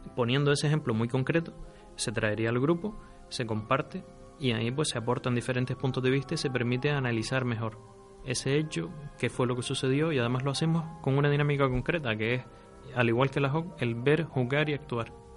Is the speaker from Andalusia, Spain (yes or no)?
no; Firgas, Canary Islands, Spain; also born or lived in Las Palmas; Digamos que soy natural de Las Palmas, criado en Firgas, así que me siento de Firgas